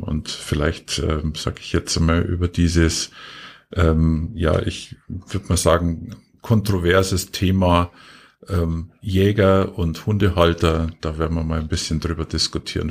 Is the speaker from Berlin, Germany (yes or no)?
no; Bavaria, Germany; bei uns in Bayern